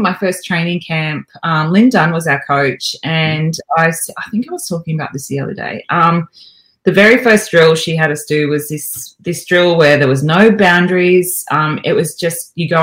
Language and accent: English; Albury, New South Wales, Australia; moved away as an adult; I'm a country kid. You know, I grew up in Albury.